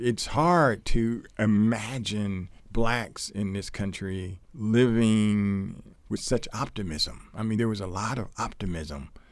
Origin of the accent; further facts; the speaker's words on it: Columbus, Ohio, United States; moved away; Columbus, Ohio, which is my hometown